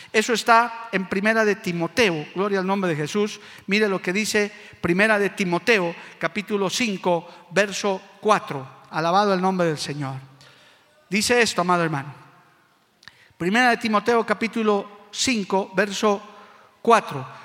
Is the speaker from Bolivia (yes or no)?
yes; Bolivia; como boliviano y hombre de Dios que soy